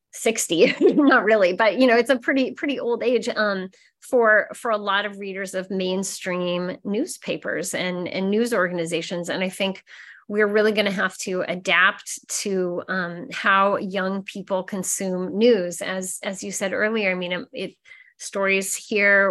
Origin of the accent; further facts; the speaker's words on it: Nebraska, United States; moved away; Growing up in Nebraska, I wasn't really taught to be very curious, I think, in my small town